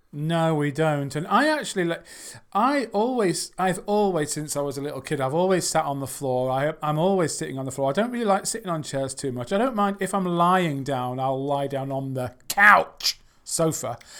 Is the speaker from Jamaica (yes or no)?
no; England, United Kingdom; I'm from England